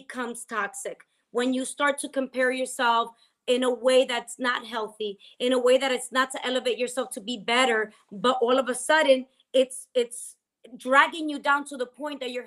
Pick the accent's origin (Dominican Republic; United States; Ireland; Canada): Dominican Republic; moved away; me growing up in Dominican Republic